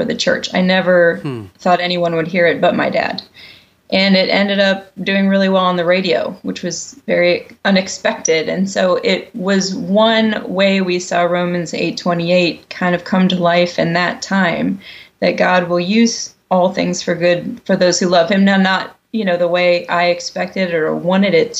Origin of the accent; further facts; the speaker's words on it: Columbus, Ohio, United States; also born or lived in New York; When I moved back to my hometown, which is Columbus, Ohio, it was to teach opera at a university here